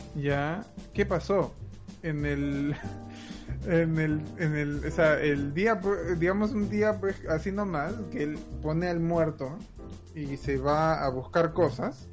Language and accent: Spanish; Peru; now in Canada; yo provengo de Perú, pero hemos inmigrado a Canadá